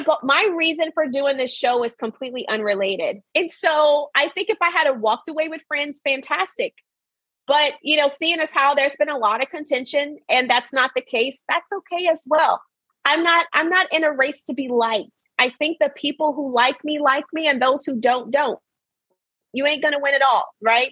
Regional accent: Arkansas, United States; I was raised in Arkansas, born and raised

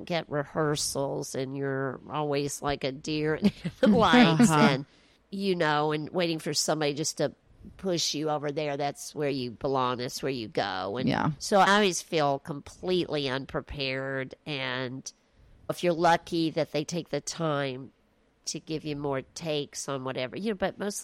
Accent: East Tennessee, United States; I'm from East Tennessee

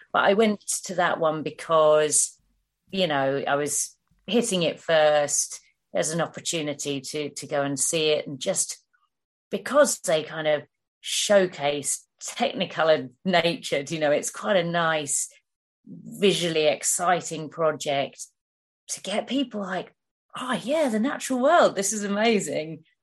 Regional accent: Hertfordshire, East of England, United Kingdom; moved away; I'm from Hertfordshire originally

